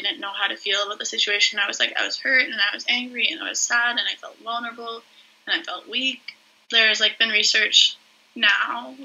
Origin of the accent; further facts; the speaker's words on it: Whitby, Ontario, Canada; also born or lived in Peterborough, Ontario; I'm from Whitby, Ontario